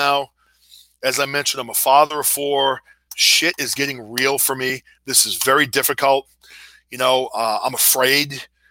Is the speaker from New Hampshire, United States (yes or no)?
yes; New Hampshire, United States; now in Massachusetts, United States; I've lived in the U.S. my entire life. I grew up in New Hampshire